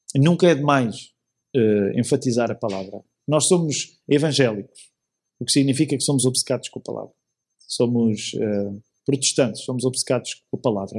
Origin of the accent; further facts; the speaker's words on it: Portugal; nossa experiência em Portugal